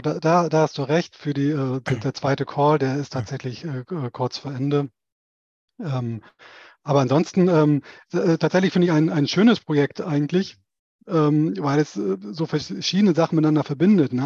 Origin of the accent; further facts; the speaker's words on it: a village near Schleswig, northern Schleswig-Holstein, Germany; moved away as an adult; now in Stuttgart, Germany; im Norden von Schleswig-Holstein, Ostseeseite, in der Nähe der Stadt Schleswig. Äh, die werden die wenigsten kennen, aber die, die sich da oben auskennen, da bin ich im Prinzip auf dem Land, in einem keine Ahnung, 30 Seelendorf aufgewachsen